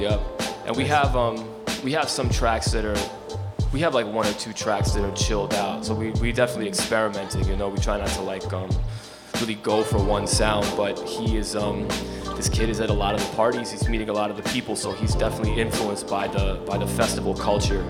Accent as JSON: {"language": "English", "town": "Ossining", "region": "New York", "country": "United States", "tie": "born or raised there", "said": "I grew up in Ossining, which is uh, in the Hudson Valley, about an hour from here"}